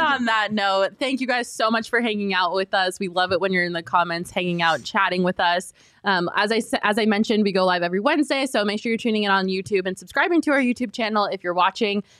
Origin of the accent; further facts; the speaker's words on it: Colorado, United States; now in Arizona, United States; I grew up in Colorado